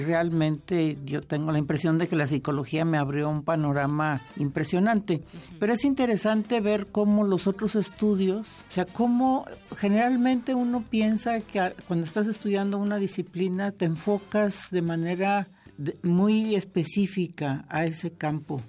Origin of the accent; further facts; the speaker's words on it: Guadalajara, Jalisco, Mexico; yo vivía en Guadalajara, yo soy de Guadalajara